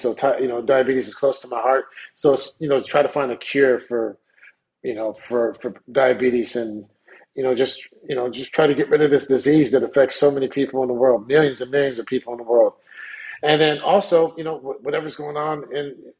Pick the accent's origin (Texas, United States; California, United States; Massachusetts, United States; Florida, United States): California, United States; Sacramento; right outside of my hometown of Sacramento